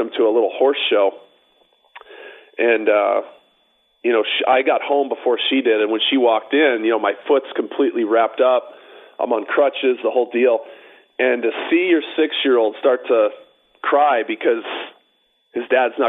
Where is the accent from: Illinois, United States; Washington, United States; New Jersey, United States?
Illinois, United States; Chicago; moved away as an adult; now in Scottsdale, United States; I grew up right near Cal City.